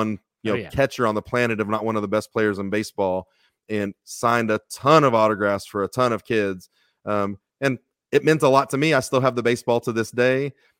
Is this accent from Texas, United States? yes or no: yes; Texas, United States; I got real lucky growing up in Texas.